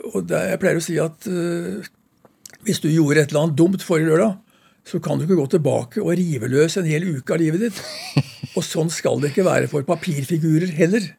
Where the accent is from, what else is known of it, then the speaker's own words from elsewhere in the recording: Skien, Vestfold og Telemark, Norway; Jeg vokste opp i Skien